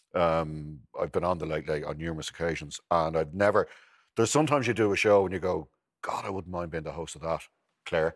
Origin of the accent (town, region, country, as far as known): Ireland